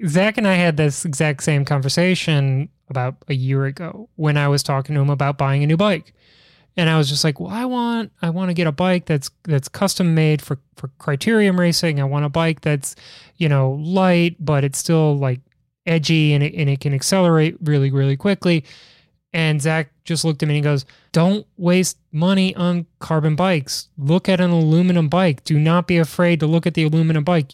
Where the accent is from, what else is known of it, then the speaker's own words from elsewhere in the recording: Chicago, Illinois, United States; growing up in Chicago